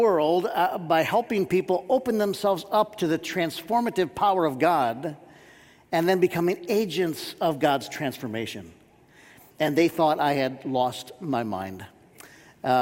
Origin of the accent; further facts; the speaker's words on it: Warren, Michigan, United States; I grew up in Warren, Michigan